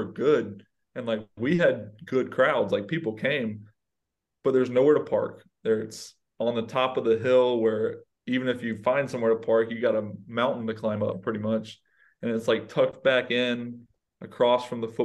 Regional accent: Georgia, United States; I'm from Georgia.

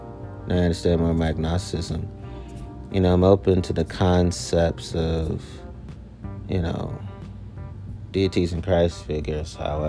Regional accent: Italy; they thought it was that because I'm from Italy, that I should automatically join the Italian Mafia.

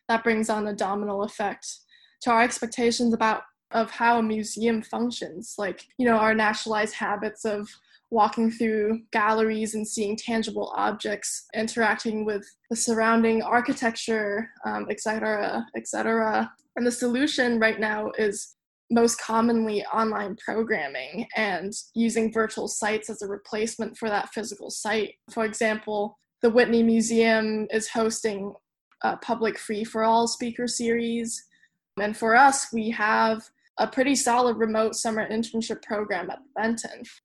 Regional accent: Hong Kong; moved away as an adult; also born or lived in Claremont, United States; Hong Kong, which is my hometown

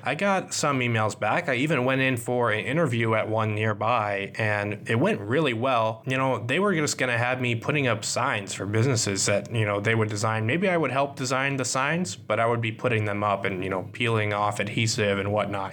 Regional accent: Kansas City, United States; now in Minnesota, United States; I live in Minnesota, but I grew up partly in Kansas City

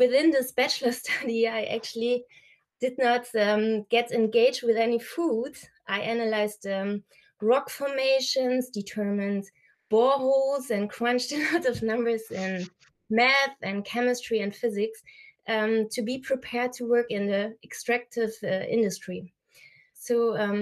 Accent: a very small town near Aachen, North Rhine-Westphalia, Germany; I was born and raised with my two brothers in Germany in a very small town near Aachen

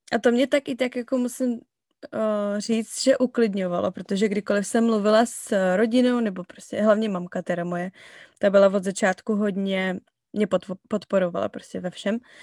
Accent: Cheb, Karlovy Vary Region, Czechia; moved away as an adult; now in Falls Church, United States; Jsem z Chebu, ze západu, z České republiky

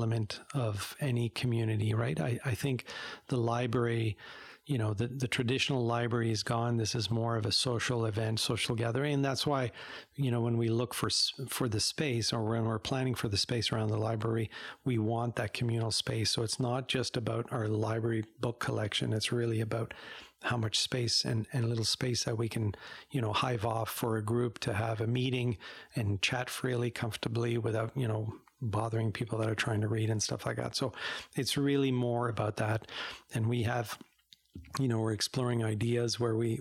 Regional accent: Montreal, Quebec, Canada; moved away as an adult; also born or lived in Barrie, Ontario / Ottawa, Ontario; now in Embrun, Canada; I grew up in Montreal

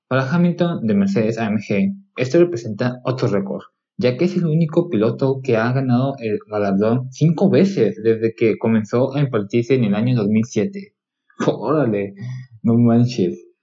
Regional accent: Mexico; yo soy mexicano

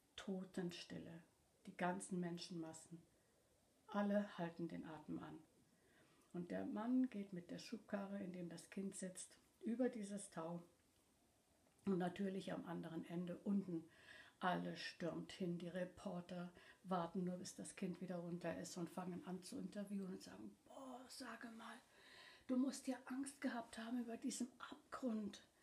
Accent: Cologne, North Rhine-Westphalia, Germany; ich komme ursprünglich aus der Gegend von Köln und bin mit meinen Geschwistern in einer kleinen Wohnung in der Stadt aufgewachsen.

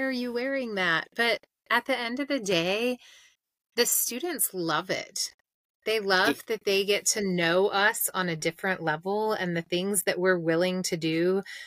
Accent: Mississippi, United States; I grew up in Mississippi

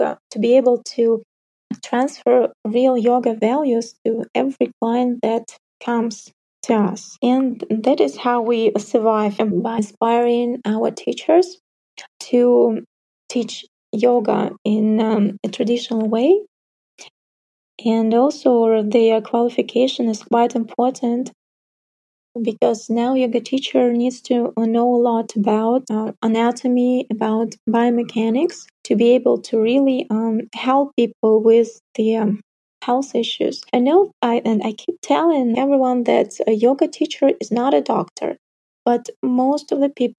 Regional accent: North Kazakhstan Region, Kazakhstan; now in Almaty, Kazakhstan; my hometown, for example, it's in the north Kazakhstan, like 50,000 people, not a single yoga teacher there

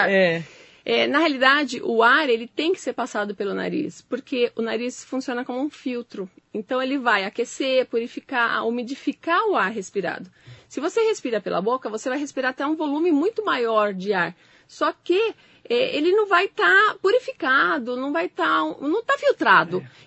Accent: São Paulo, Brazil; aqui acho que no Alto Tietê, porque eu sou de São Paulo

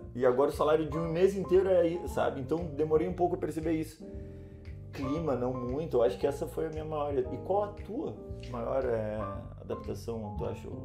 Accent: Rio Grande do Sul, Brazil; first language Portuguese; moved away as an adult; now in Lisbon, Portugal; a gente é do Rio Grande do Sul, né? E mora próximo ao Uruguai

